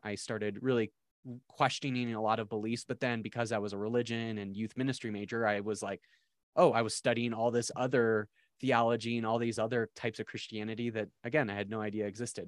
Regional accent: South Dakota, United States; I grew up in South Dakota

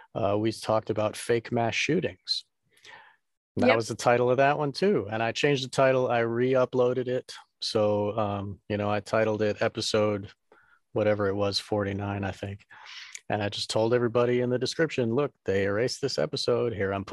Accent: Massachusetts, United States; I'm from Massachusetts.

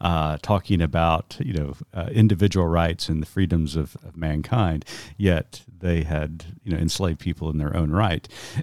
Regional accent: Tulsa, Oklahoma, United States; I grew up in Tulsa, Oklahoma. I'm a citizen of the Muscogee Creek Nation.

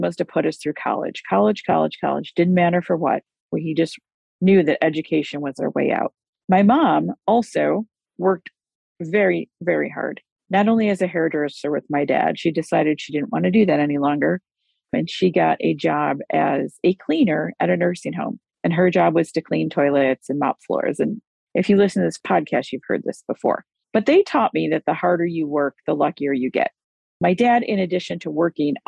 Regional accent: United States; I was born in the United States of America

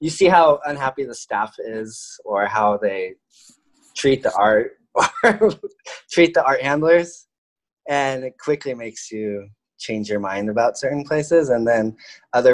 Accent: Orange County, California, United States; moved away as an adult; also born or lived in France; now in Los Angeles, United States; I was born in LA and I grew up in Orange County

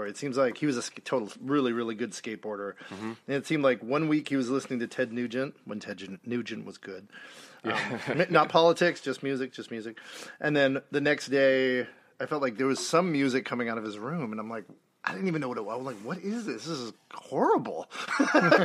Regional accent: Marin County, California, United States; I grew up in Marin County, California, which is about 15 miles north of San Francisco

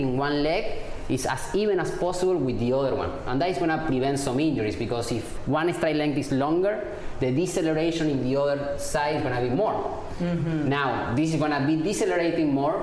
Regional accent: Argentina; now in New York, United States; I'm from Argentina

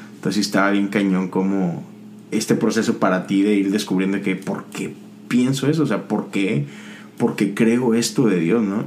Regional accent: Monterrey, Nuevo León, Mexico; somos de México, somos de Monterrey

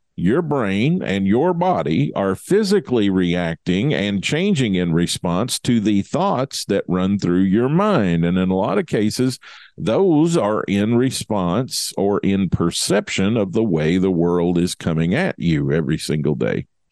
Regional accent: Kentucky, United States; it's my home state

